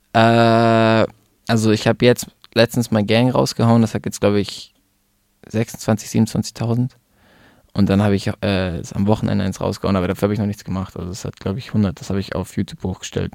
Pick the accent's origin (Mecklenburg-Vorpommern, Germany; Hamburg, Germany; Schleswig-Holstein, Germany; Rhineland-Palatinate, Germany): Hamburg, Germany; moved away as an adult; also born or lived in Munich; now in Italy; Ich bin in München geboren. Bin dann, glaube ich, nach der zweiten Klasse mit meiner Mutter nach Hamburg gezogen.